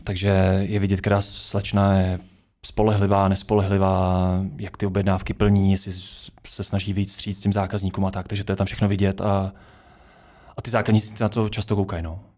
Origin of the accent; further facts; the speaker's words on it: Duchcov, Ústí nad Labem Region, Czechia; now in Prague, Czechia; jsem ze Sveru Čech, z Duchcova, jinak teďka žiju v Praze